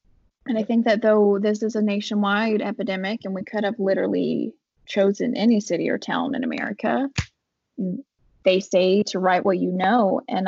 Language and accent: English; Appalachia, United States; not just Appalachia, but I do believe that in smaller rural communities, what is easily overlooked in cities becomes unignorable in small towns.